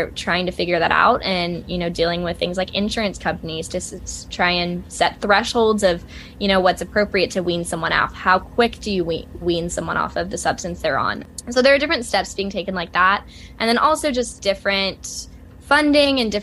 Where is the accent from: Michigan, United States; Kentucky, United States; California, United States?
Kentucky, United States; Lexington; moved away as an adult; also born or lived in Georgia; now in Columbia, United States; they moved to Lexington, Kentucky, which is my hometown